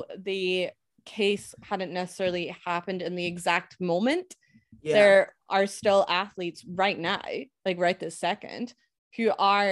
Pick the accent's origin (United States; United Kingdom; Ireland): United Kingdom; Scotland; as a Scot